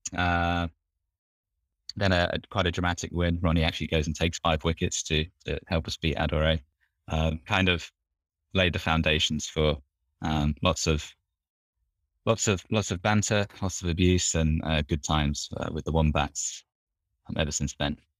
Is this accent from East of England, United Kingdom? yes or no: yes; Norfolk, East of England, United Kingdom; moved away as an adult; also born or lived in Tokyo, Japan; now in Japan; I grew up in Norfolk, which is uh, a minor county.